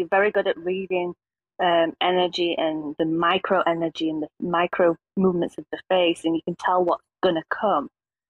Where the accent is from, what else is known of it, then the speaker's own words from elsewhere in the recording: England, United Kingdom; I was born in England and the majority of my family are Northern Ireland.